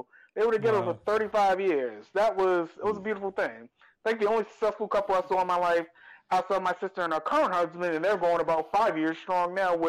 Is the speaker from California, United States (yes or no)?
no; New York City, New York, United States; also born or lived in Bronx; I grew up in Harlem in the late 80s.